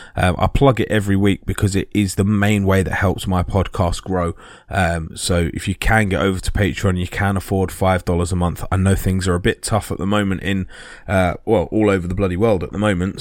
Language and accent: English; United Kingdom; we as British